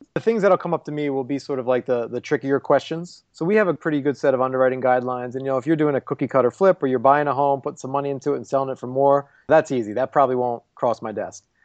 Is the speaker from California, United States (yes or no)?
no; Philadelphia, Pennsylvania, United States; now in Chicago, United States; I'm from Philly